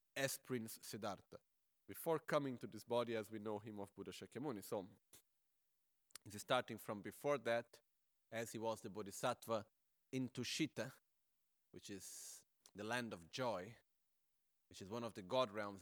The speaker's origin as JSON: {"language": "English", "country": "Brazil", "said": "I am from Brazil"}